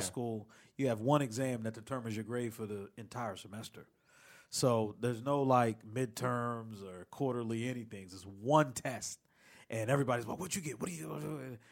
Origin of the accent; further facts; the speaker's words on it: Philadelphia, Pennsylvania, United States; moved away; also born or lived in Washington, D.C.; I'm from the Philly area and lived in D C a bunch of years